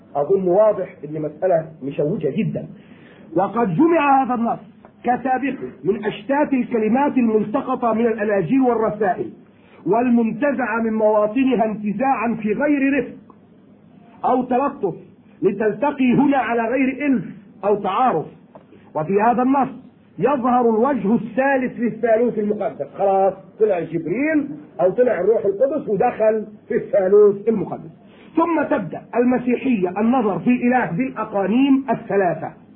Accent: Egypt; عندنا في مصر

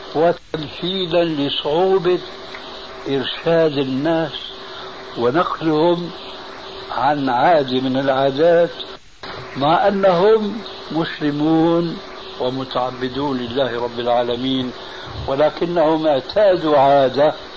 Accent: Syria; عندنا في سوريا

